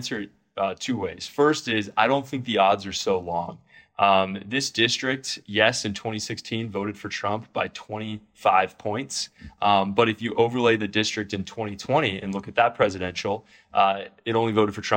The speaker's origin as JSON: {"language": "English", "region": "West Coast", "country": "United States", "tie": "born or raised there", "moved": "as an adult", "lives_now": "Dallas, United States", "said": "I was raised on the West Coast and actually went to college on the East Coast"}